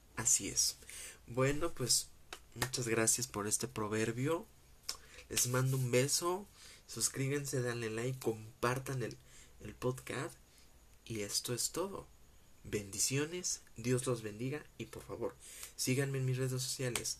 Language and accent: Spanish; Mexico; como mexicano